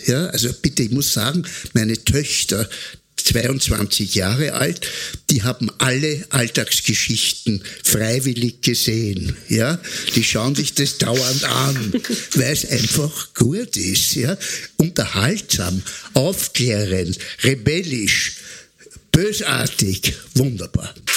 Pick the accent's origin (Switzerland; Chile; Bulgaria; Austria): Austria; was wir Österreicher sind